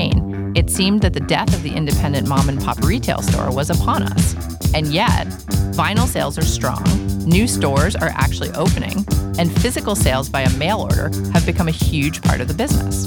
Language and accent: English; New York City, New York, United States; I grew up in New York City. I played in rock bands in New York City